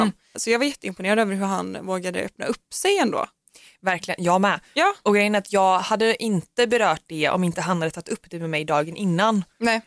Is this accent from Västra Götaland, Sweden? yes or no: yes; Gothenburg, Västra Götaland, Sweden; jag är från Göteborg